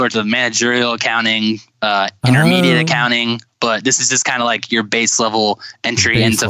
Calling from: Winona Lake, Indiana, United States; I'm calling you guys from Winona Lake, Indiana. I'm a college student at Grace College and Theological Seminary.

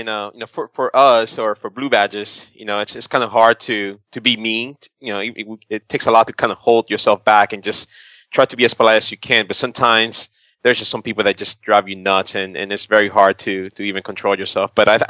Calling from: Philadelphia, Pennsylvania, United States; I'm calling from Philly, or just outside of Philly.

